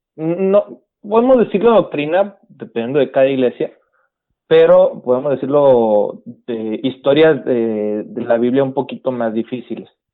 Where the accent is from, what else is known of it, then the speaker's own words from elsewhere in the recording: Guaymas, Sonora, Mexico; moved away as an adult; also born or lived in Los Mochis, Sinaloa; now in San Luis Río Colorado, Mexico; soy sonorense, eh, criado en Guaymas, Sonora, y ahorita residiendo en San Luis Río, Colorado